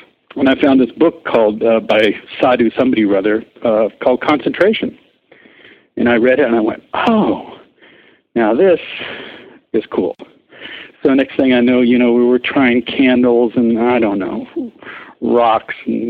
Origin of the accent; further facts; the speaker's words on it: Switzerland; moved away as an adult; also born or lived in Europe / Paris; I grew up in Europe and mostly Switzerland